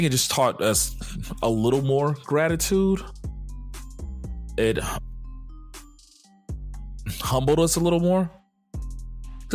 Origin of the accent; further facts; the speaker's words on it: Dallas, Texas, United States; I grew up in Dallas